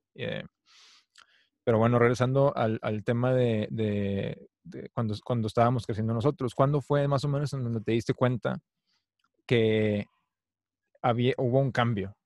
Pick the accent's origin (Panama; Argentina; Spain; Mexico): Mexico; yo crecí en México